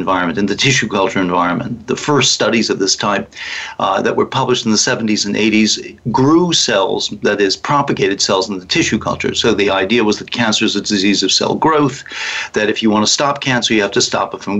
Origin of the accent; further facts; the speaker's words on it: Connecticut, United States; also born or lived in Canada; now in California, United States; I'm a native of Connecticut